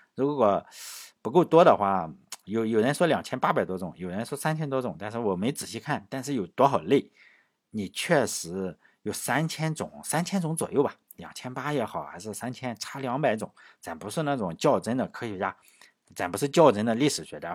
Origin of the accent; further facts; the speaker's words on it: China; 我们中国人